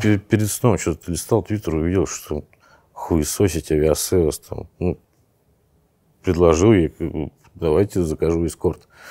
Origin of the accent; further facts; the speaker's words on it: Saint Petersburg, Russia; moved away as an adult; now in Phuket, Thailand; Я родился, вырос в Питере